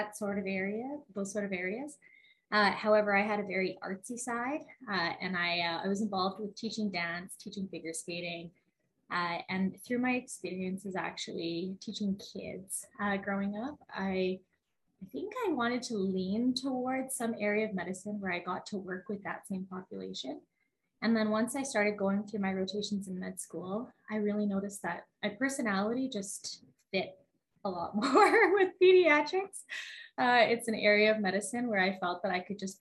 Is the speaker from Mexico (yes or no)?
no; Edmonton, Alberta, Canada; now in Calgary, Canada; I grew up around Edmonton area